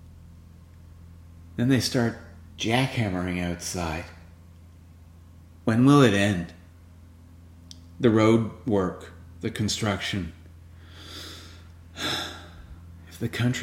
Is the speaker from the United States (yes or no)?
no; West Vancouver, British Columbia, Canada; now in Ontario, Canada; we went to West Vancouver, my hometown